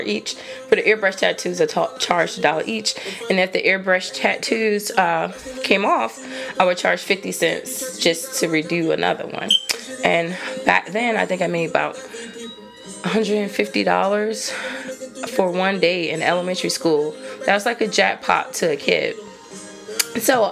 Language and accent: English; New Jersey, United States; moved away; I'm originally from New Jersey.